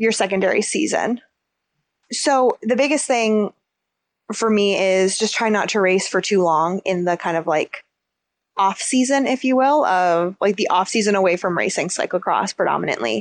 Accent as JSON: {"language": "English", "country": "United States", "said": "being American"}